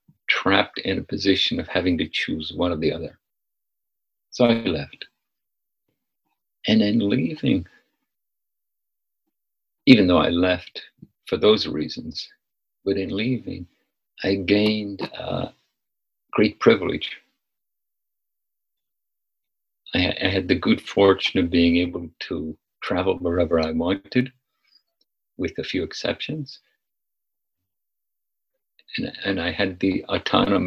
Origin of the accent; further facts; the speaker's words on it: Northern Ireland, United Kingdom; moved away as an adult; also born or lived in San Francisco; now in United States; my upbringing in Northern Ireland